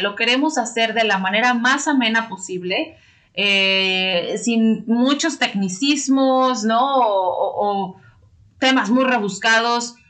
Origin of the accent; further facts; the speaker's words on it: Mexico; los que somos mexicanos